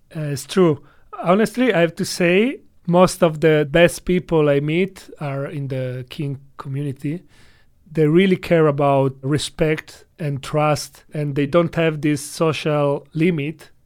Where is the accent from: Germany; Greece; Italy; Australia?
Italy; English is a second language; now in China; I come from Italy